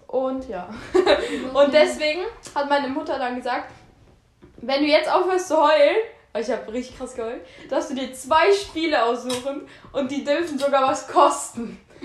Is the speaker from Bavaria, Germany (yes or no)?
no; Aachen, North Rhine-Westphalia, Germany; bei uns in Aachen.